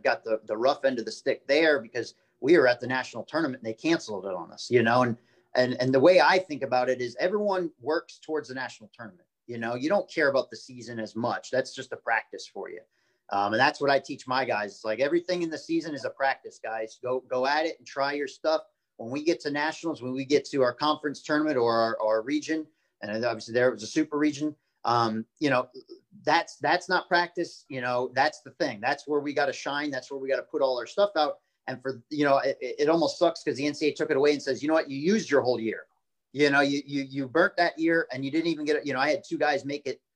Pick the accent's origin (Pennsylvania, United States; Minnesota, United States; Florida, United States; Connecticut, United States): Florida, United States; I love my hometown. You know, I'm 20 minutes away from where I grew up